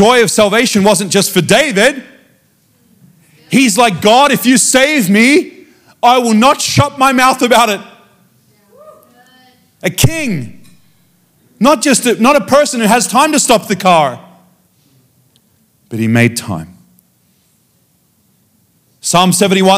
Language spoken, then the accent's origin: English; Australia; I come from Australia.